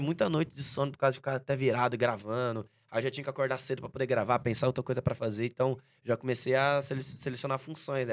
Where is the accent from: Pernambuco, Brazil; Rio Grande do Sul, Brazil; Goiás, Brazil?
Goiás, Brazil; Goiânia; now in São Paulo, Brazil; nasci em Goiânia, uhum. dia 2 de junho de 1998